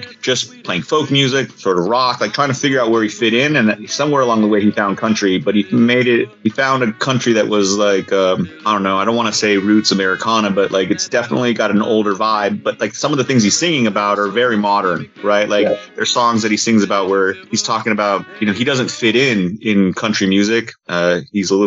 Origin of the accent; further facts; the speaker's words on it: New Mexico, United States; now in Los Angeles, United States; I grew up in New Mexico